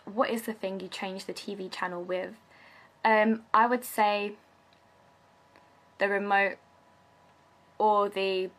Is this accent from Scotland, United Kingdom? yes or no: no; London, United Kingdom; accent: London; Me, I'm born and bred in London, so I guess I have a London accent.